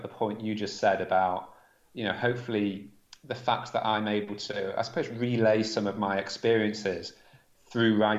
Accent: Manchester, North West England, United Kingdom; I grew up in Manchester, in the northwest of England

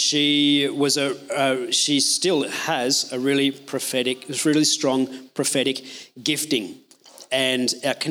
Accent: Australia; I'm Australian

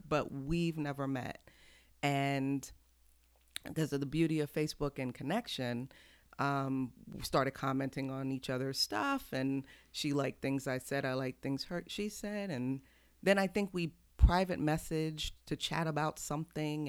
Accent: Houston, Texas, United States; also born or lived in Brooklyn, New York; now in Coatesville, United States; I was born in New York, but grew up in Houston

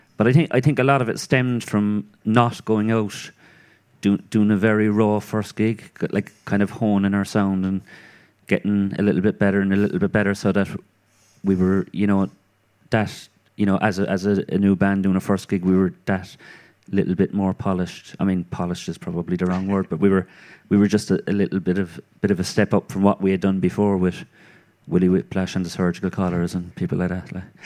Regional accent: Cork, Munster, Ireland; born or raised there

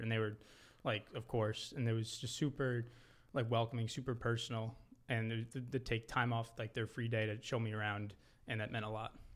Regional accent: Long Island, New York, United States; I'm from Long Island, New York

